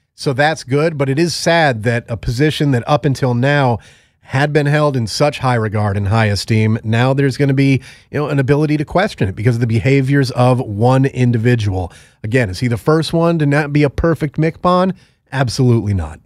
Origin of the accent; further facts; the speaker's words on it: Connecticut, United States; when I was growing up in Connecticut